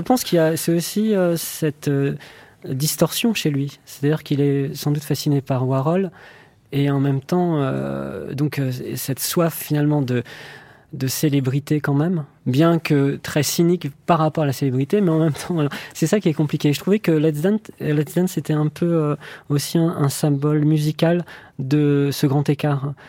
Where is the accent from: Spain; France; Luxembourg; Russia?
France; en tant que Français